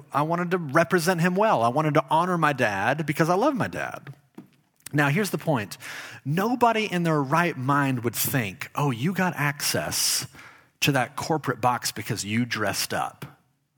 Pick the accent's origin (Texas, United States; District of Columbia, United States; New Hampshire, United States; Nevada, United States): Texas, United States; Dallas; I lived in Dallas. I grew up in Dallas, Texas.